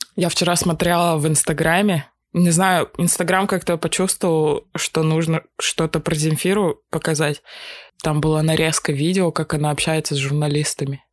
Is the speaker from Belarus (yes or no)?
no; Russia; я из России